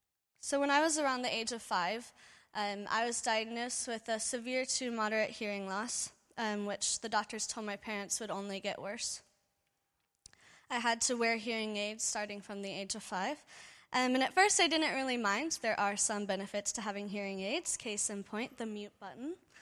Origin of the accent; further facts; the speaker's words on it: Cincinnati, Ohio, United States; For those of you I haven't had the pleasure to meet, I'm from Cincinnati, Ohio, back in the States.